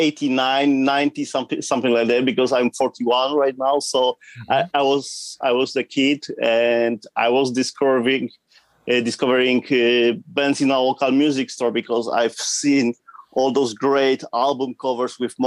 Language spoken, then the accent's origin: English; southern Poland, Poland; From Poland, from the southern part of Poland, close to the border with Czech Republic